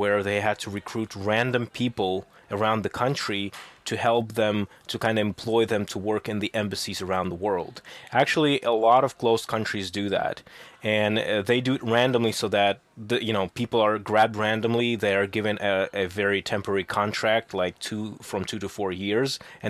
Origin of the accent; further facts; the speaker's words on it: Russia; born there; And I'll tell them, well, I was born in Russia.